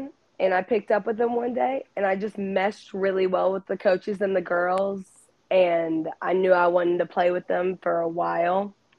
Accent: Cleveland, Tennessee, United States; I'm a junior at Walker Valley High School. I'm from Cleveland, Tennessee.

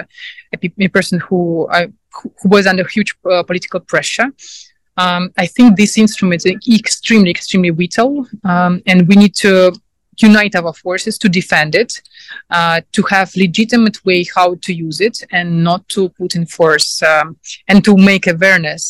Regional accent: Sevastopol, Ukraine; English is a second language; moved away; I came from Ukraine, from Sevastopol. This is occupied territory of Crimea by Russian Federation for the moment. I had quite difficult childhood

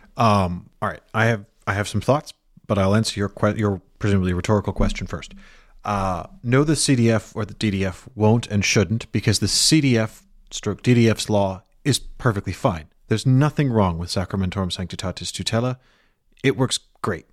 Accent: United Kingdom; I am British. I have a British passport.

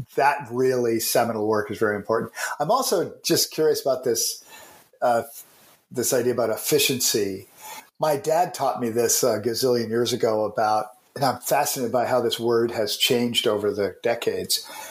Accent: Canada; I'm a Canadian.

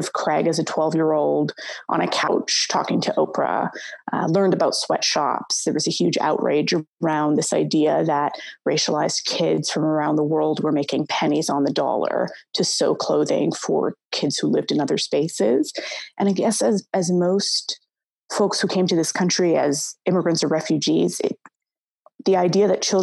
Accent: West Coast, Canada; moved away as an adult; also born or lived in Somalia; now in Toronto, Canada; I grew up on the West Coast. My family is originally from Somalia, and I came here when I was quite young. I moved to Toronto maybe only about 7 or 8 years ago

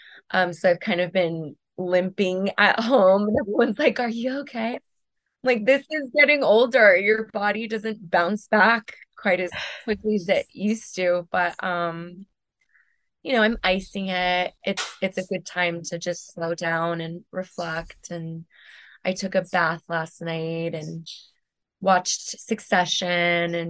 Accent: West Covina, California, United States; also born or lived in Venice, Los Angeles / West Hollywood / Silver Lake, Los Angeles; I grew up in the San Gabriel Valley

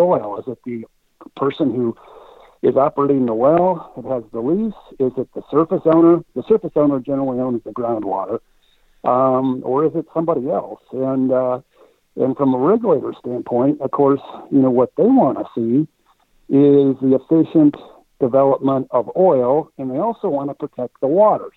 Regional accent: Texas, United States; also born or lived in Dallas–Fort Worth, Texas; I am a Texan

